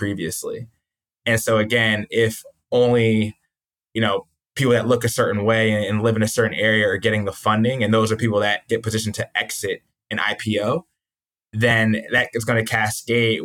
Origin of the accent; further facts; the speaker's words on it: New Jersey near Philadelphia, United States; I grew up in New Jersey near Philadelphia